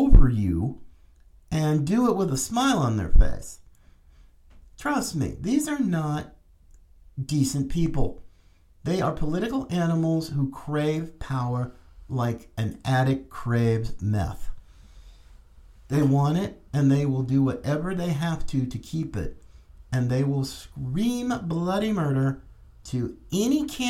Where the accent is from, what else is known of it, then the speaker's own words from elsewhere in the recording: North Carolina, United States; my home state, as I was born in North Carolina